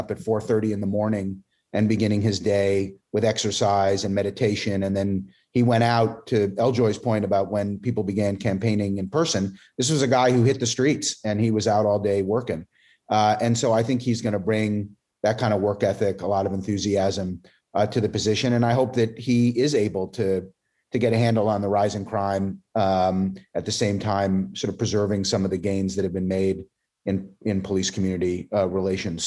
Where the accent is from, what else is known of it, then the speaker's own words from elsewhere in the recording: New York City, New York, United States; as a New Yorker